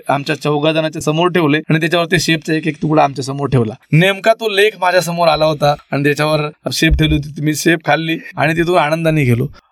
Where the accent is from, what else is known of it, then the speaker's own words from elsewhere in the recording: Marathwada, Maharashtra, India; also born or lived in Aurangabad; मी मराठवाड्यातले आहे